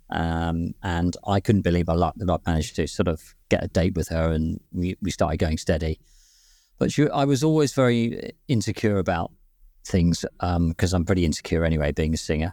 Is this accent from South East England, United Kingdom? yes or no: no; London, United Kingdom; moved away; I was born in West London, actually, but I lived there for, for some time